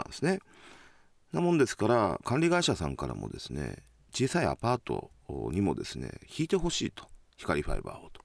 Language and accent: Japanese; Japan; moved away as an adult; also born or lived in Aichi Prefecture, Japan / Gifu Prefecture, Japan / Tokyo, Japan; now in Sapporo, Japan; もともと愛知県で生まれて、えー、岐阜県の高校を出てですね18歳にまあこっちの大学に来た